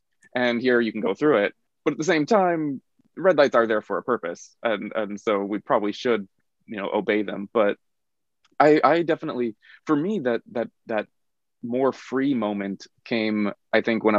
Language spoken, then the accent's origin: English; Flagstaff, Arizona, United States; now in South Korea; I'm from Flagstaff, Arizona. Like, you can walk downtown. The biggest, the tallest building in downtown is 3 stories. So it's a small place.